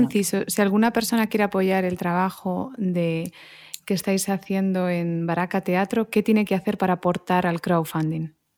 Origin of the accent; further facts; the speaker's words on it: Barcelona, Catalonia, Spain; moved away; also born or lived in Madrid, Spain / Melbourne, Australia; Yo soy nacida en Barcelona y luego Madrid y bueno, un poquito Melbourne